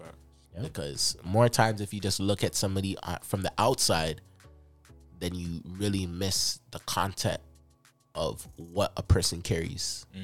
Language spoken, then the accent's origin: English; Jamaica; no, I'm Jamaican.